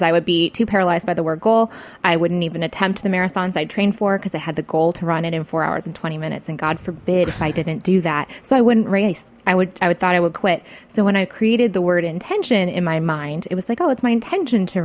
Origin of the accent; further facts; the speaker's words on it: Michigan, United States; I was from Michigan